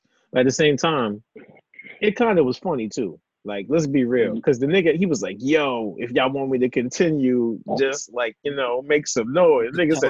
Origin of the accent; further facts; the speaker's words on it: New York City, New York, United States; I'm from Flatbush.